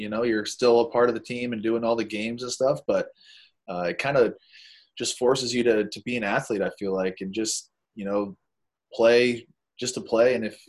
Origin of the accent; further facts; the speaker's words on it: Maine, United States; I know I'm biased to Northeast baseball with growing up in Maine